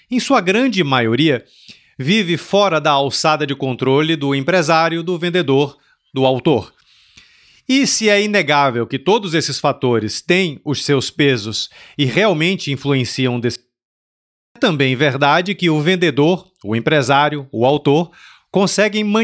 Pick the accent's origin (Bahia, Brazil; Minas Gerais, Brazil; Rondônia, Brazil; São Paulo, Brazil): Minas Gerais, Brazil; accent: Minas (mineiro); also born or lived in Rio de Janeiro state; Meu sotaque é de Minas, eu sou tá.